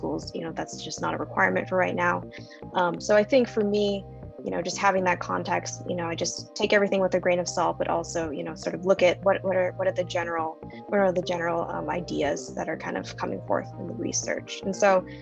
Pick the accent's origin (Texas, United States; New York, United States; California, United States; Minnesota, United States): California, United States; Hacienda Heights; I grew up in Hacienda Heights.